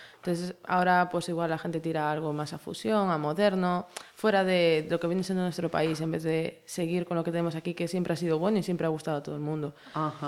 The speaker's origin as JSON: {"language": "Spanish", "region": "Galicia", "country": "Spain", "said": "nosotros somos gallegos"}